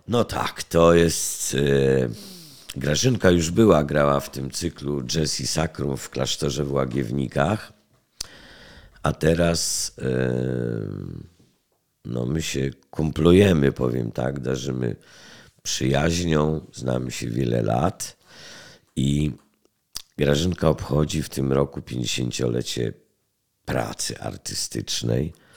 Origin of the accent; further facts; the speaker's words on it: Poland; Jestem stąd